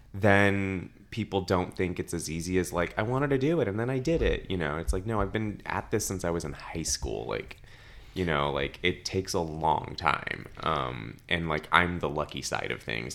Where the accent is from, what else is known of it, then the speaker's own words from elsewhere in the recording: Los Angeles, California, United States; born and raised in Los Angeles